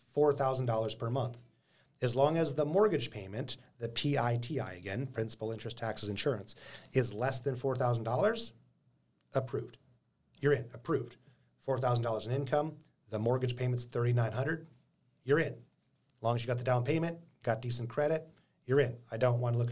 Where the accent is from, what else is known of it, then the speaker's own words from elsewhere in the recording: Anchorage, Alaska, United States; I was born and raised in Anchorage, been living and investing in this town for a long time